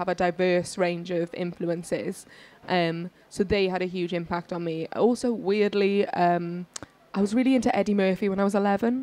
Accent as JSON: {"language": "English", "region": "Wales", "country": "United Kingdom", "said": "I'm from Wales"}